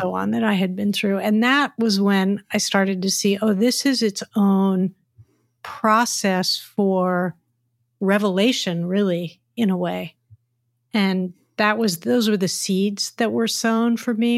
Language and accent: English; United States; now in San Francisco, United States; as an American culture